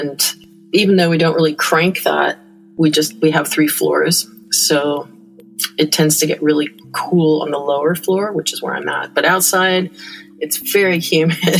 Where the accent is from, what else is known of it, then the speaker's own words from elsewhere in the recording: Larkspur, California, United States; also born or lived in San Francisco, California; now in Canada; So I'm not originally from Canada. I was born in San Francisco, California, and I grew up in Larkspur, California, at least my early years started there